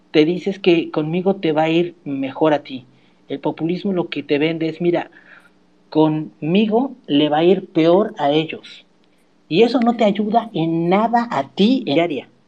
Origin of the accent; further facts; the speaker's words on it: Mexico; soy justamente esto que aportó al mundo que no existía y ahora somos esto, mexicano. Esa es también tu identidad